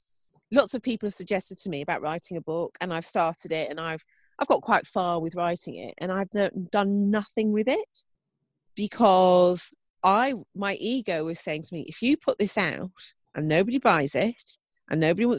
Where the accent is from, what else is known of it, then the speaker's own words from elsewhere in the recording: United Kingdom; us being British